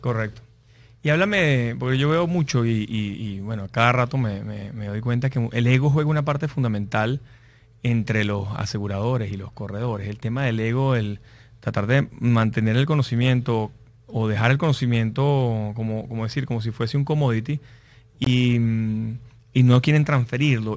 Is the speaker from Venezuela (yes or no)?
yes; Venezuela; los que somos venezolanos